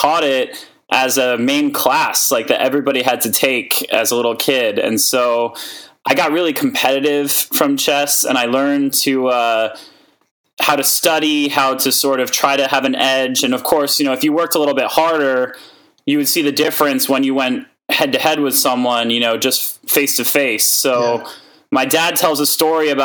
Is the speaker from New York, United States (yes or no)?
yes; New York City, New York, United States; also born or lived in Boston; I grew up in New York City